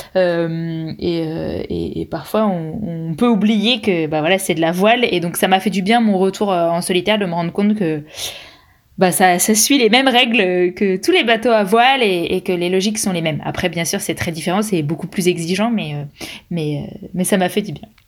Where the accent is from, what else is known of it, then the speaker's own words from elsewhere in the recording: France; je suis française